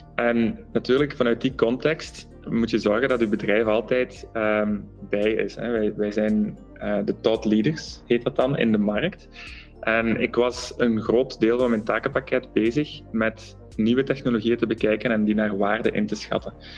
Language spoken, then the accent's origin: Dutch; Flanders, Belgium; wij zijn heel bescheiden als Vlamingen